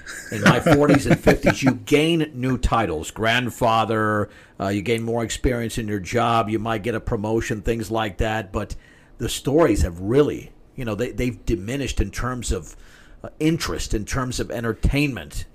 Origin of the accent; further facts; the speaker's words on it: Atlanta, Georgia, United States; I was the first one in my family born in this country. I was born in Atlanta, Georgia